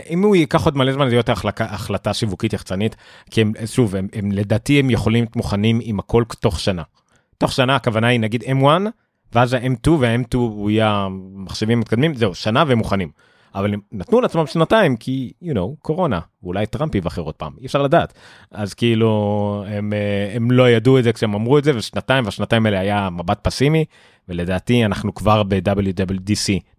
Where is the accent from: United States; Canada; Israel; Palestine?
Israel; Haifa, Haifa District; גדלתי איתם ב... לא יודע מה, בכרמל שם